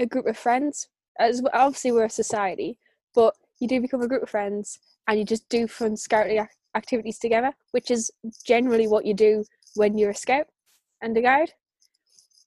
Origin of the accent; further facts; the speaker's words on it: the Northeast, North East England, United Kingdom; I'm from the Northeast